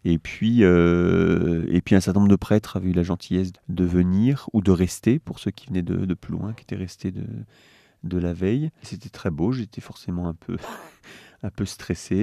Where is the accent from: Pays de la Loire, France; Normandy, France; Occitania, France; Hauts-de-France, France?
Pays de la Loire, France; Le Mans; also born or lived in Paris; j'ai grandi en Sarthe quand même, pour l'essentiel